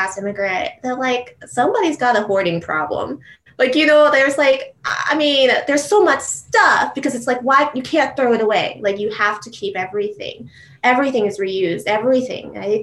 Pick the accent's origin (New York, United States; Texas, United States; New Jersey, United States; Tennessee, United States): New Jersey, United States; Matawan; I grew up actually in Mattawan, New Jersey